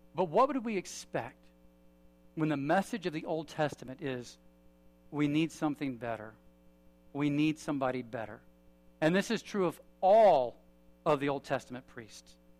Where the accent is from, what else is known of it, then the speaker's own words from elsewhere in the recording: United States; I'm an American